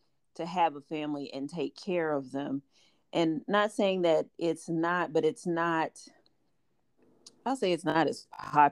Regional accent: Midwest, United States; we're from the Midwest

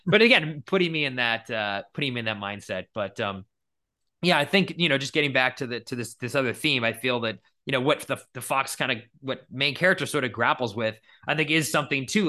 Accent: New England, United States; now in California, United States; growing up in New England

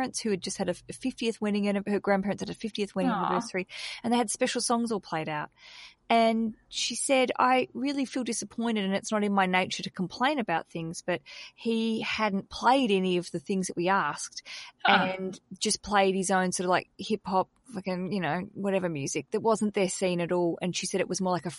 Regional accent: Australia; I'm an Aussie and we've got a bad reputation because in our country we don't really tip

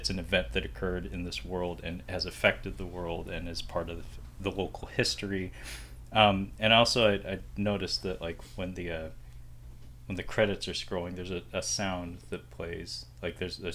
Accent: United States; I'm an American

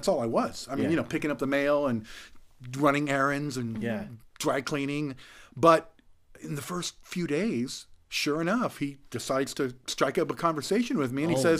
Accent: San Diego, California, United States; also born or lived in Los Angeles; Actually, I grew up in San Diego.

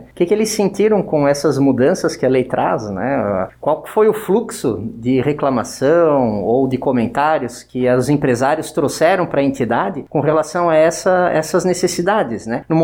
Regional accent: Brazil; ainda bem que a gente é brasileiro, né?

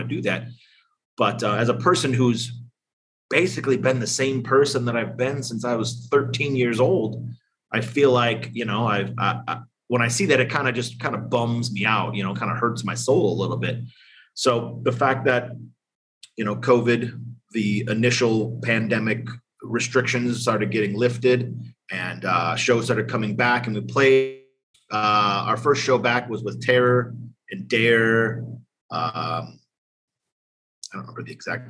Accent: East Coast, United States; now in Las Vegas, United States; I grew up on the East Coast

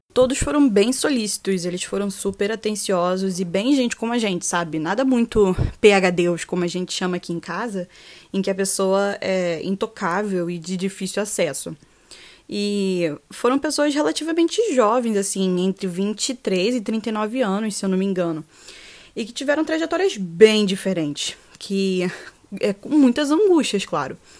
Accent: Rio de Janeiro, Brazil; eu sou carioca da Gema

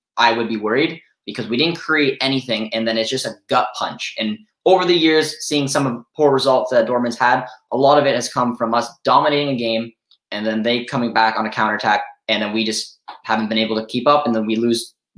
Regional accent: Canada; I am Canadian, and if any of you viewers out there know much about people from Canada, we like another sport called hockey. So I grew up obviously playing hockey.

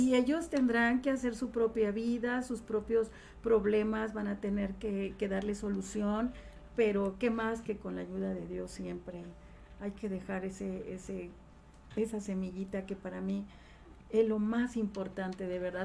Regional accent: Tejalpa, Morelos, Mexico; also born or lived in Cuernavaca; nace en Cuernavaca, siempre radica en Tejalpa, Morelos, soy ciudadana de Tejalpa, un pueblo muy querido, a quien amo porque tengo grandes recuerdos de mi niñez

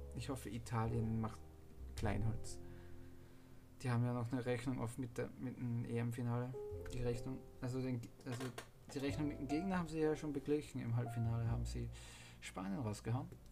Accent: Austria; ich bin Österreicher

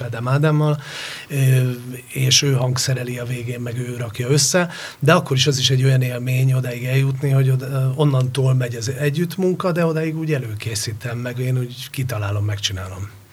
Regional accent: Hungary; also born or lived in Spain; Igen, én ott nőttem föl

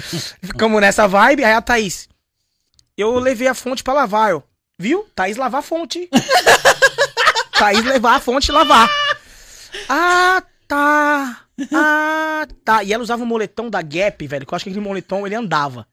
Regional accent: São Paulo, Brazil; now in Londrina, Brazil; vim da Zona Leste de São Paulo

